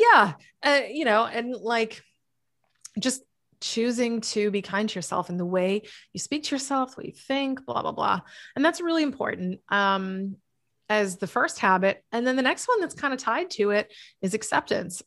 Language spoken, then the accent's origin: English; New England, United States; also born or lived in Massachusetts; now in Florida, United States; I'm from New England